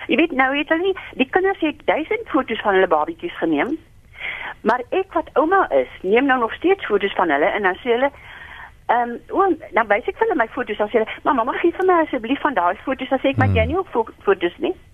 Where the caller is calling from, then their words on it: Stellenbosch, Western Cape, South Africa; Goeienaand … Ek bel hier uit Stellenbosch uit.